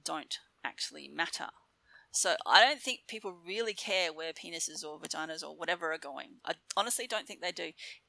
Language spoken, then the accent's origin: English; Darwin, Northern Territory, Australia; moved away as an adult; also born or lived in Mount Gambier, South Australia / Melbourne, Victoria; I grew up in Darwin, which was feral.